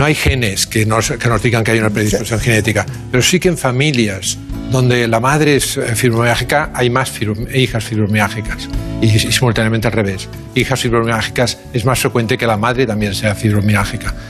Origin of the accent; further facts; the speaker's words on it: Barcelona, Catalonia, Spain; nacimos en, nacimos en Barcelona. Bueno, mi padre en Tarrasa y yo en Barcelona.